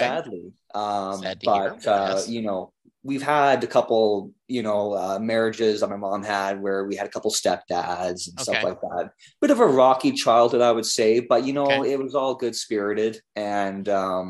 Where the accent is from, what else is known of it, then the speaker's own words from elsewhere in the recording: Alberta, Canada; I was born and brought up in the Canadian prairies that edge the mountains of British Columbia.